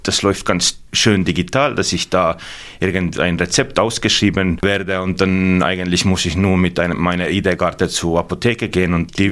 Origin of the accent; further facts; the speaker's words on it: South Estonia, Estonia; German is a second language; moved away as an adult; now in Germany; Ich, ich komme aus Südestland und natürlich Berge haben wir da nicht